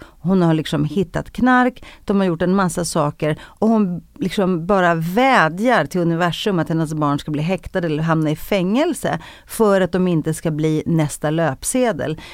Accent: Stockholm, Stockholm County, Sweden; jag växte upp i Rinkeby, i en av Sveriges fattigaste förorter

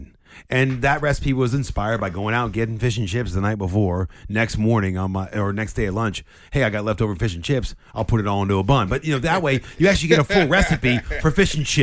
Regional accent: Maryland, United States; now in England; I'm from Maryland.

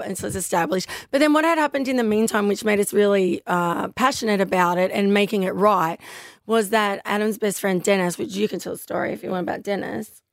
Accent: Newcastle, New South Wales, Australia; I grew up in Newcastle

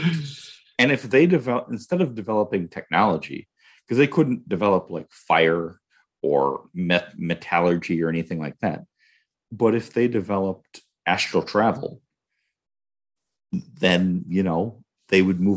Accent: Wisconsin, United States; I'm from Wisconsin

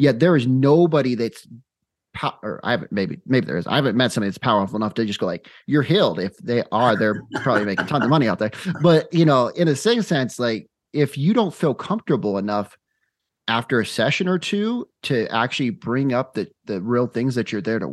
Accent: Phoenix, Arizona, United States; now in Utah, United States; I'm originally from Phoenix, Arizona. Now I live in Utah

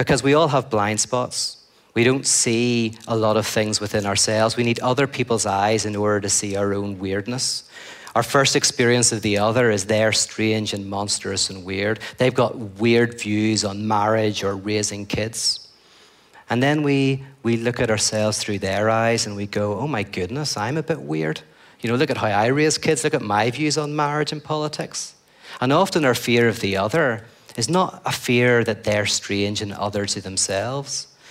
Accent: Northern Ireland, United Kingdom; I come from Northern Ireland

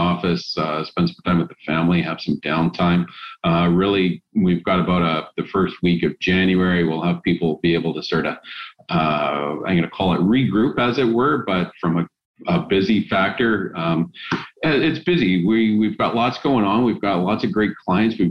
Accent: Vancouver Island, British Columbia, Canada; also born or lived in Hamilton, Ontario; both of us were born and raised on Vancouver Island

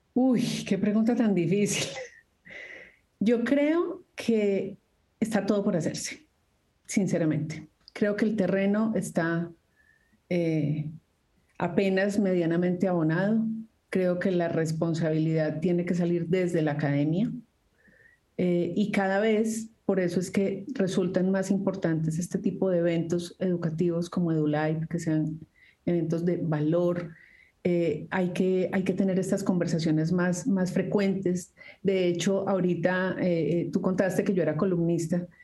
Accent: Colombia

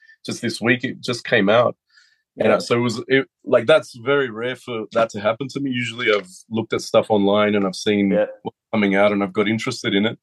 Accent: Australia; a lot of people in Australia, we grew up on Astro Boy during the 80s

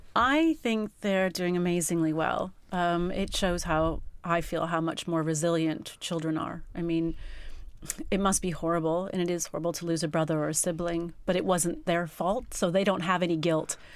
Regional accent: United States; moved away as an adult; also born or lived in England; now in United Kingdom; I'm not English and, and living in another country, I think they just thought, Gosh, she's a paranoid American

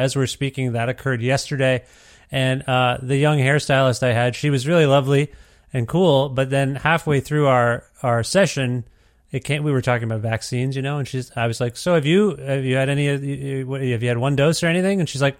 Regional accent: Canada; I was just more astounded that as a Canadian, you didn't even ask me how I was doing.

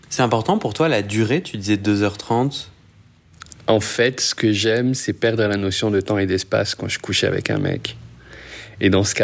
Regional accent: Paris, Île-de-France, France; also born or lived in Casablanca, Morocco; now in Montreal, Canada; J'ai grandi entre Paris et Casablanca avant de revenir à Paris à 16 et de quitter Paris pour aller à Montréal.

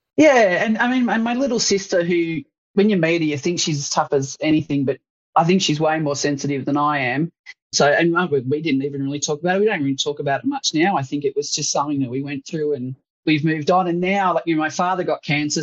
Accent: Sydney, New South Wales, Australia; as a 26-year-old who'd grown up in suburban Sydney

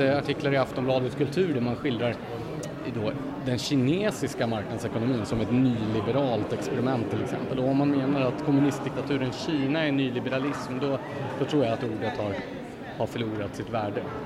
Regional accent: Gävle, Gävleborg County, Sweden; i Gävle då, där jag, där jag växte upp

